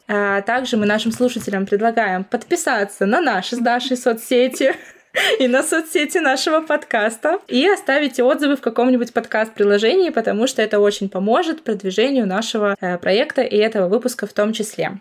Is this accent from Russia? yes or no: yes; Murmansk, Murmansk Oblast, Russia; Мы вообще сами из Мурманска